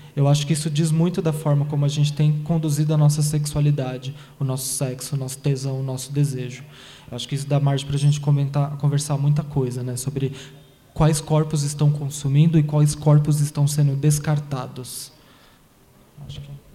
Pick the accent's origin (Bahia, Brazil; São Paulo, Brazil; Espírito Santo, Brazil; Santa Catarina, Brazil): São Paulo, Brazil; now in Taboão da Serra, Brazil; eu nasci aqui em São Paulo, nasci no Capão Redondo e cresci nesse, na Zona Sul, Capão Redondo, Jardim Ângela, Guarapiranga